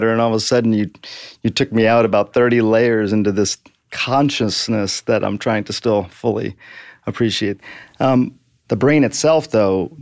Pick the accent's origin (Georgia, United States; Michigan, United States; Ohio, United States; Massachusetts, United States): Michigan, United States; rural; moved away; Ended up spending most of my childhood in a very small town, about 4,000 people, in fairly rural Michigan.